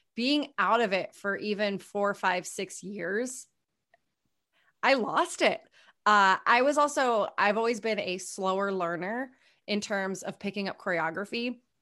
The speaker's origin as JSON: {"language": "English", "town": "Hopkinton", "region": "New Hampshire", "country": "United States", "tie": "born or raised there", "also_born_or_lived": "Pennsylvania / Connecticut / New York City", "moved": "as an adult", "said": "I was born in Pennsylvania, but we moved to New Hampshire when I was nine months old. So I can't say born and raised, but raised in New Hampshire"}